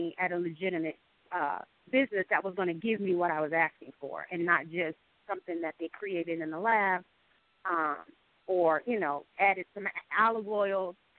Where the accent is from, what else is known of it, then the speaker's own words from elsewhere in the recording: New Jersey, United States; I was born in New Jersey, born and raised in New Jersey